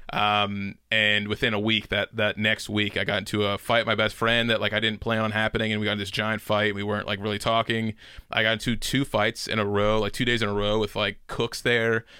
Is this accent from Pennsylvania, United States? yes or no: yes; Pittsburgh, Pennsylvania, United States; moved away as an adult; now in Los Angeles, United States; I'm from Pittsburgh.